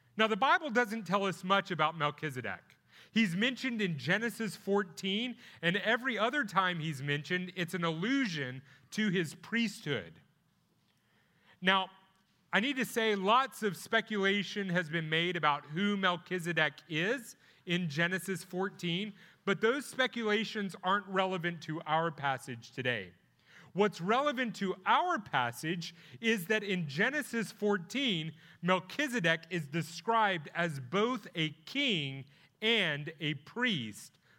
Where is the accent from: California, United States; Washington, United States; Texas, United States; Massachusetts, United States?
Texas, United States; Plano; now in Grayson County, United States; I'm from Plano. Uh, that's where I went to high school